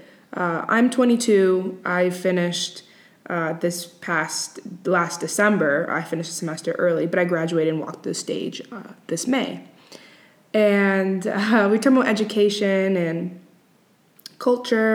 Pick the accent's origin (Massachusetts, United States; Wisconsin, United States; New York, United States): Massachusetts, United States; Boston; I am from the U.S. I am from Boston